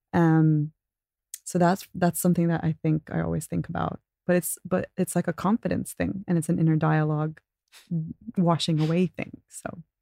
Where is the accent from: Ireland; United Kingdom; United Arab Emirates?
United Arab Emirates; Abu Dhabi; growing up in Abu Dhabi was awesome